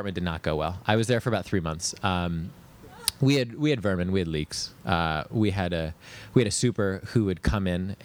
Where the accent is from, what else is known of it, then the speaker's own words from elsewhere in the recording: New York, United States; I grew up in New York.